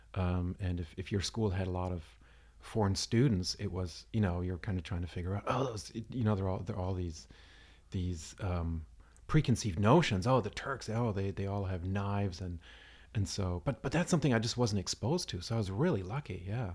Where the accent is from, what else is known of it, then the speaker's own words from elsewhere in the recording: Stuttgart, Baden-Württemberg, Germany; Southern, Southern Germany. I was born in, in Stuttgart.